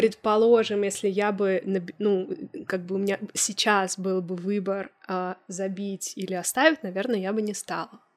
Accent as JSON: {"language": "Russian", "region": "Moscow", "country": "Russia", "tie": "born or raised there", "moved": "yes", "said": "мой родной город, я родилась в Москве"}